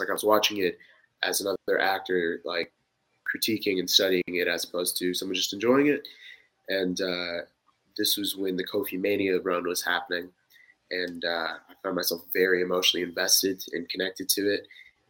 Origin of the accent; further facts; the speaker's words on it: Kansas City, Missouri, United States; also born or lived in Waterloo, Iowa; I was born in Waterloo, Iowa. Military brat, lived all around the country, went to high school in Kansas City, graduate of North Kansas City High School.